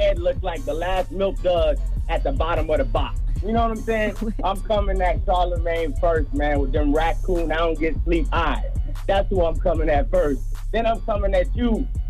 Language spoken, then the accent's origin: English; Florida, United States; from Florida. You know, I ain't gonna say where. I just know I'm from Florida.